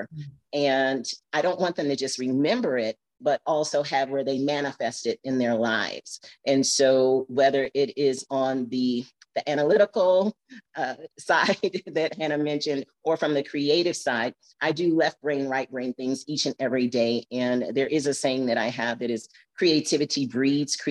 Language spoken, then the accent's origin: English; Flint, Michigan, United States; now in Arizona, United States; I'm from Flint, Michigan